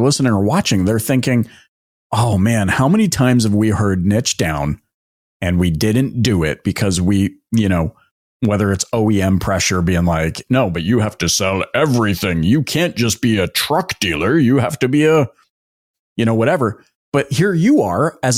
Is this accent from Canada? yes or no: yes; Canada; accent: Canadian; my Canadian accent, I grew up in Canada